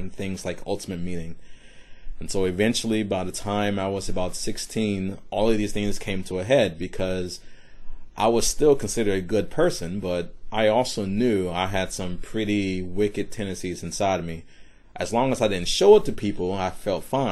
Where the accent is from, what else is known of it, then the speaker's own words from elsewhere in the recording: Decatur, Georgia, United States; also born or lived in Brooklyn, New York; now in Charleston, United States; I was born in Brooklyn, New York, so in the middle of New York City. So this was mid-80s. And my family moved to a suburb of Atlanta, Georgia